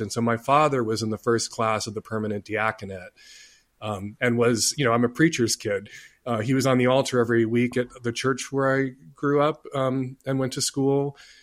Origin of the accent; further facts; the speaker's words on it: Chicago, Illinois, United States; I grew up in Chicago